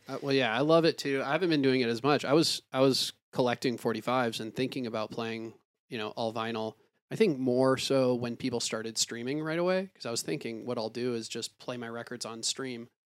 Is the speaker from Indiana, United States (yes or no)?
no; Ann Arbor, Michigan, United States; moved away; also born or lived in Detroit / Pittsburgh; growing up in Ann Arbor